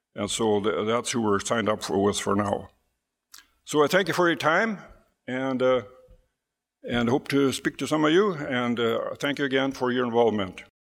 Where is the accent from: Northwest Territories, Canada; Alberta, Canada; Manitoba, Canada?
Manitoba, Canada; Hochfeld; We hail from Hochfeld